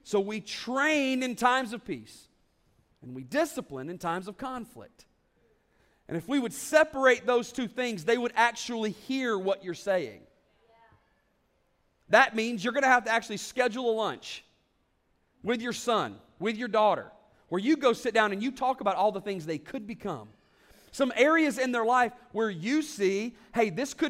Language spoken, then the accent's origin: English; the South, United States; I'm from the South